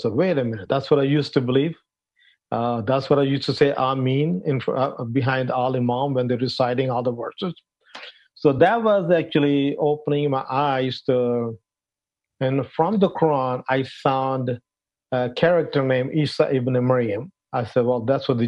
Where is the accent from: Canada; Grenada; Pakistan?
Pakistan; moved away as an adult; also born or lived in Arlington, Texas, United States; now in United States; originally, I'm from Pakistan. I grew up in Pakistan